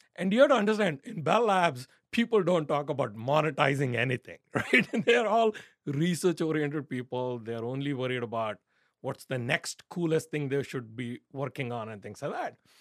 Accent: India; growing up in India

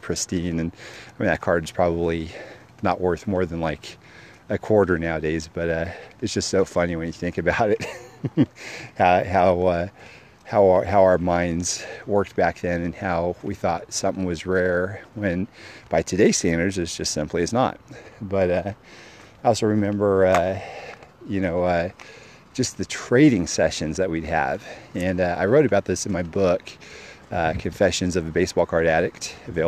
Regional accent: Fresno, California, United States; we grew up in Fresno

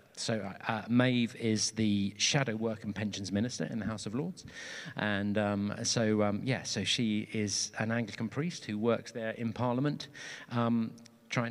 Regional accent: Portsmouth, South East England, United Kingdom; I grew up in Portsmouth on the south coast

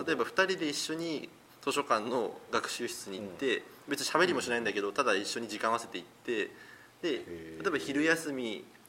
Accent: Sasebo, Nagasaki, Japan; もう佐世保出身だから

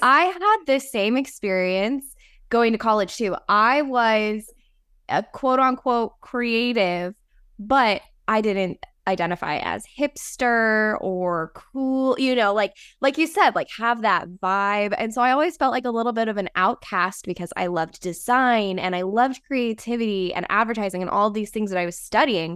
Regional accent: Las Vegas, Nevada, United States; I grew up in the desert. I grew up

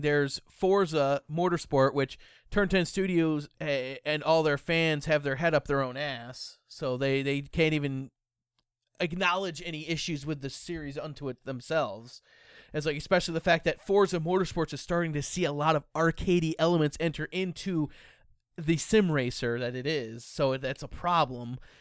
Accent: United States; I'm American. I speak English

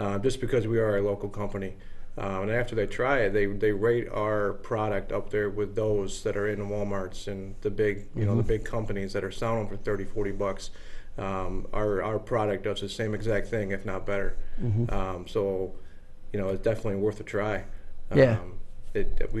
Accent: Phelps, New York, United States; also born or lived in Geneva, New York; I grew up in the Phelps, Clifton Springs kind of area

